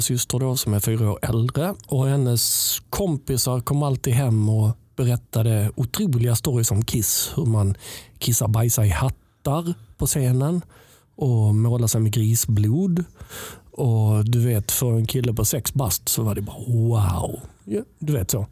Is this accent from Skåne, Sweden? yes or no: yes; Helsingborg, Skåne, Sweden; jag kommer från Helsingborg